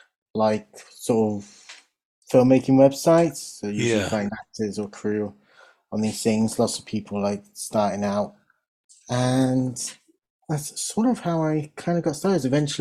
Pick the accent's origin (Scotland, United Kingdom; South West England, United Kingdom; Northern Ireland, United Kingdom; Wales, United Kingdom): South West England, United Kingdom; Swindon; moved away as an adult; also born or lived in London; And then I moved to London to seek my fame and fortune because there wasn't a huge amount going on in my hometown. So I come from Swindon.